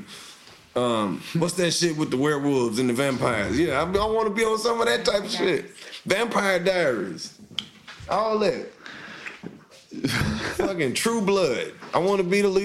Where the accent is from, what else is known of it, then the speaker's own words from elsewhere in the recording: Mississippi, United States; moved away as an adult; now in Atlanta, United States; I'm from Mississippi.